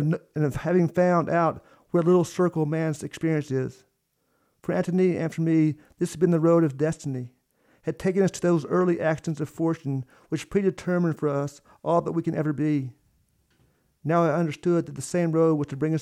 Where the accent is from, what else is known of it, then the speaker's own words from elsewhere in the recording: Knoxville, Tennessee, United States; I'm from Knoxville